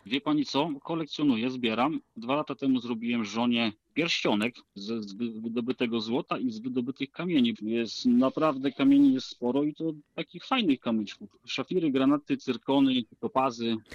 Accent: Lower Silesian Voivodeship, Poland; tutaj u nas na Dolnym Śląsku

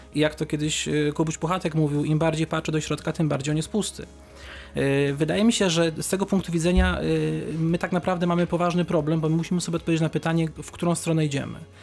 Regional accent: Kępno, Greater Poland, Poland; moved away; mieszkałem przez wiele lat 70 km od Wrocławia, w, w Kępnie, w mieście powiatowym

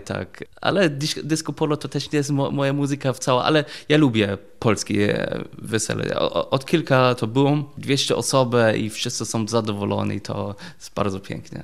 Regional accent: Germany; Polish is a second language; moved away as an adult; also born or lived in England; now in Wrocław, Poland; jestem Niemiec

